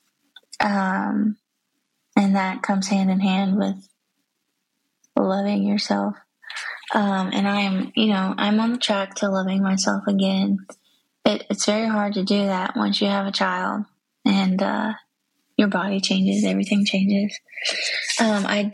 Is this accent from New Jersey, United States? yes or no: no; Georgia, United States; moved away as an adult; now in South Carolina, United States; I was born and raised in Georgia.